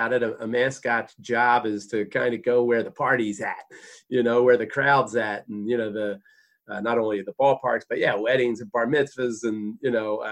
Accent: Jenkintown, Pennsylvania, United States; I grew up in Jenkintown, Pennsylvania, right outside of Philly.

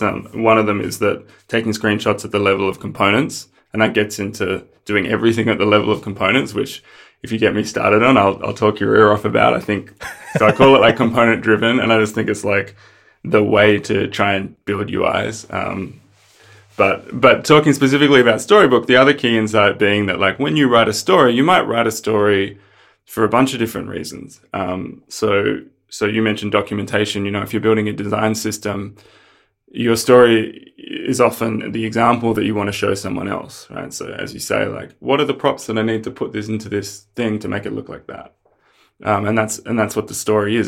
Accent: Australia; also born or lived in Melbourne; I'm from Australia, uh, live in Melbourne

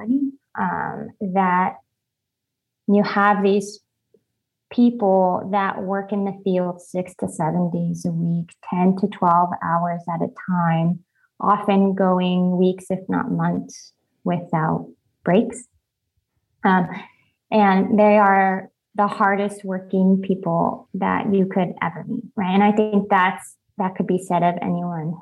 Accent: Firebaugh, California, United States; I grew up in Fireball. It's a very small rural town in California, close to Fresno, California.

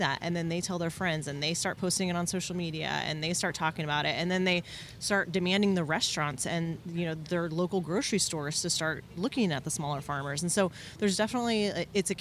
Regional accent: Bakersfield, California, United States; in Bakersfield, in my hometown

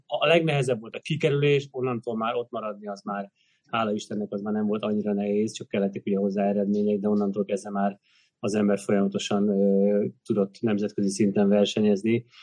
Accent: Hungary

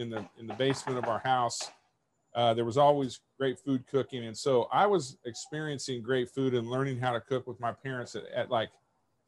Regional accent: Kansas City, Missouri, United States; I grew up in Kansas City with a mother and a father that both loved cooking and both loved entertaining

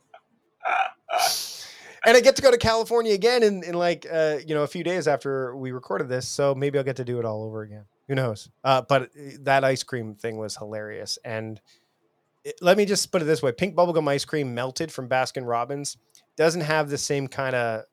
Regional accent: Canada; I'm from Canada

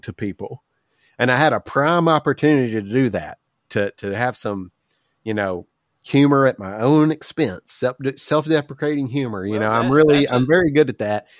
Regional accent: Southern United States, United States; accent: Southern; I have a pretty obvious accent

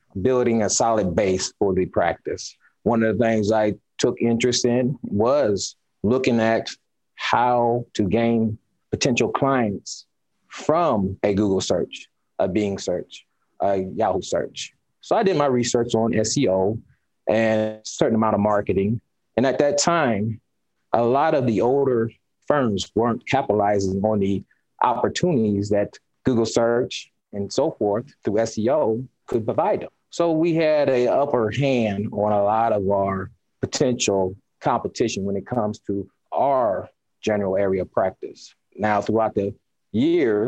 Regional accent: Fort Wayne, Indiana, United States; born or raised there; moved away as an adult; also born or lived in California / Arkansas; now in Indianapolis, United States

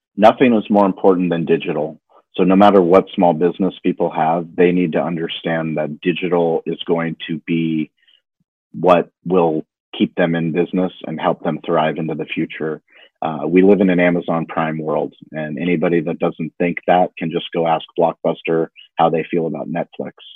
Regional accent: La Jolla, California, United States; growing up in La Jolla in a place that's very privileged

